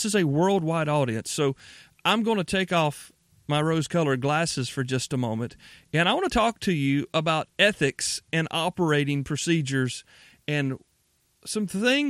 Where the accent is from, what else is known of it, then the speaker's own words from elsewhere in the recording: the South, United States; I'm from the South. By and large, most Southerners are polite people.